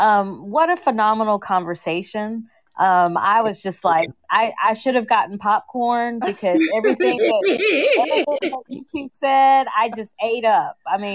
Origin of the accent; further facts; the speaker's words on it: Kentucky, United States; now in Georgia, United States; I'm from Kentucky, but I live in Georgia.